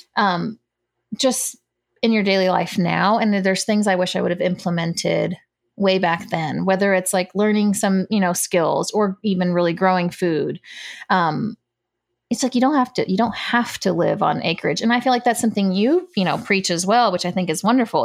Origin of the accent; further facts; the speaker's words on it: United States; when they came to the States, I was born here.